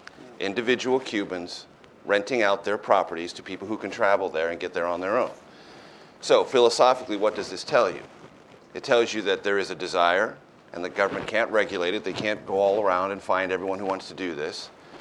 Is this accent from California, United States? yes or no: yes; San Diego, California, United States; San Diego, my hometown